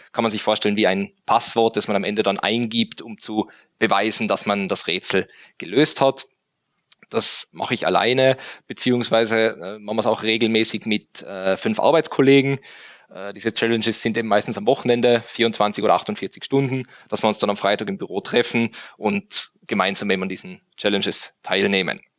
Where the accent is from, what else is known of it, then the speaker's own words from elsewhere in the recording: Tyrol, Austria; also born or lived in Innsbruck; Also ich bin geboren in Tirol, äh, dann aufgewachsen auf einem Bauernhof